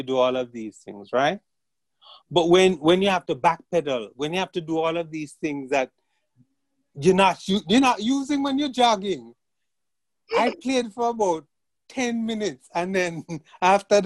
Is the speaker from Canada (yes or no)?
no; Jamaica; moved away; growing up in Jamaica